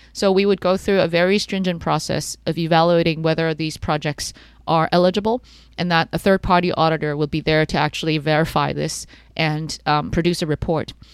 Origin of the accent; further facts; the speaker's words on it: Canada; I grew up in Canada